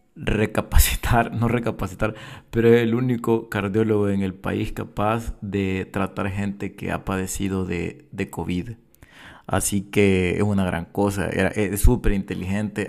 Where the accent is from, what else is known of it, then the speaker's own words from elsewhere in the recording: El Salvador; nosotros como salvadoreños